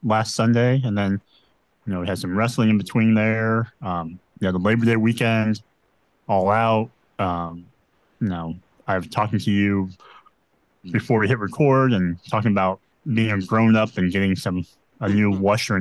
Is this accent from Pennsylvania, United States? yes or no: no; Nebraska, United States; I'm from Nebraska